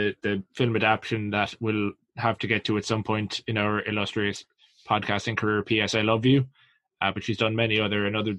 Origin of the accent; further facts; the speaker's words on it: Ireland; as we Irish would say